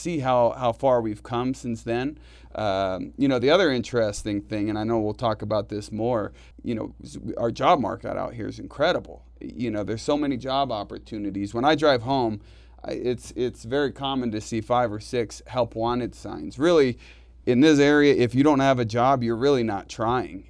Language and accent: English; Bay Area, California, United States; moved away as an adult; also born or lived in Reno, Nevada; now in Northern Nevada, United States; I grew up in the Bay Area